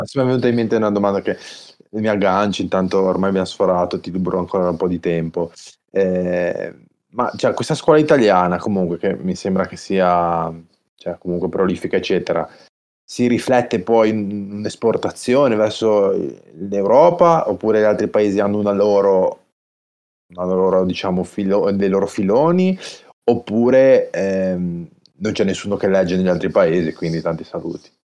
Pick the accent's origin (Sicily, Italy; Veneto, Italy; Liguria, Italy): Liguria, Italy; Genoa